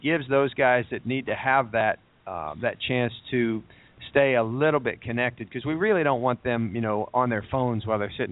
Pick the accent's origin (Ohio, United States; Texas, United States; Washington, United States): Ohio, United States; moved away; where I grew up in Ohio